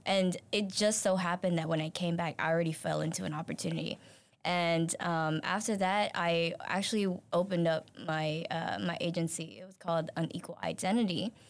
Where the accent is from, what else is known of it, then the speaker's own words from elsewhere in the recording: Singapore; moved away; I am originally from Singapore